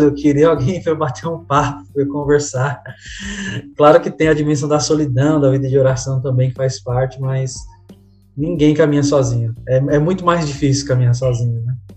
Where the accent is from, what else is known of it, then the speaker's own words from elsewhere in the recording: São Paulo, Brazil; moved away as an adult; also born or lived in Northeast Brazil; Eu sou natural de São Paulo, né? Estou em São Paulo agora, embora muitas pessoas me conheçam do Nordeste